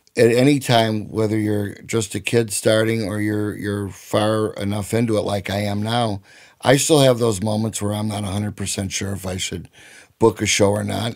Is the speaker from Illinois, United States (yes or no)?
yes; Chicago, Illinois, United States; growing up in Chicago in the sixties